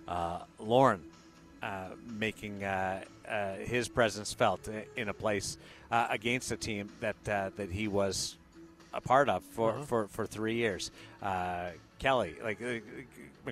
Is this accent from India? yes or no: no; Manitoba, Canada; as Manitobans, we have an inferiority complex